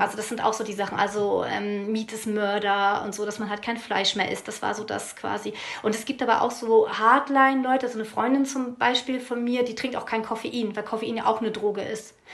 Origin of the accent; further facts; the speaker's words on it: East Frisia, Lower Saxony, Germany; ich komme aus Friesland